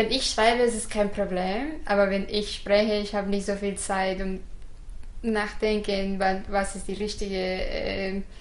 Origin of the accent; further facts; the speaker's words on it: Guadalajara, Jalisco, Mexico; first language Spanish; German is a second language; Guadalajara, Mexiko.